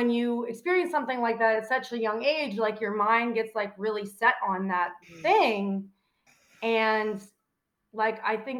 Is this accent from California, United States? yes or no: no; Pittsburgh, Pennsylvania, United States; moved away as an adult; also born or lived in Washington, Pennsylvania / Chicago; I grew up in Pittsburgh